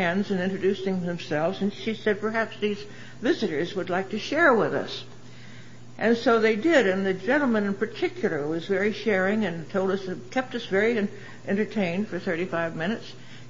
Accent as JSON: {"language": "English", "town": "Kingston", "region": "Pennsylvania", "country": "United States", "tie": "born there", "said": "I'm from Pennsylvania originally. I was born in a town called Kingston, Pennsylvania, near Wilkes-Barre, Scranton area."}